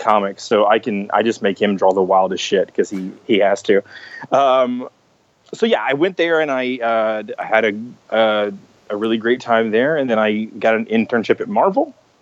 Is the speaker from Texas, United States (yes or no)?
yes; Texas, United States; also born or lived in Austin, Texas / Savannah, Georgia; I'm from Texas. I live in Austin now.